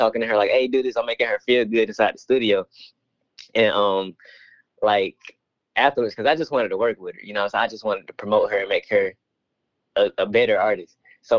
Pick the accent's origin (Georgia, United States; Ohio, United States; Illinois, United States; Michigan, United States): Georgia, United States; Atlanta; because I'm from Atlanta